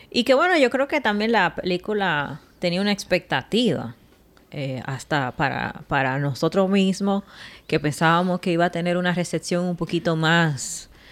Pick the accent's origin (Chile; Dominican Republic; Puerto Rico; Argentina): Dominican Republic; Nosotros tuvimos 30 años con Trujillo